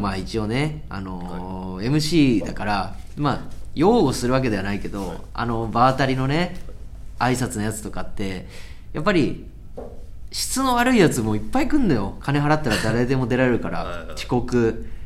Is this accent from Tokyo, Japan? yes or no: no; Saitama, Japan; で私も自分の地元埼玉で一応告知もしたんで同級生とかもしかしたら来てくれ